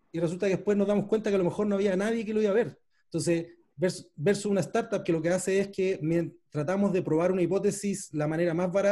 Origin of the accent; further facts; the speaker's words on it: Panama; yo nací en Panamá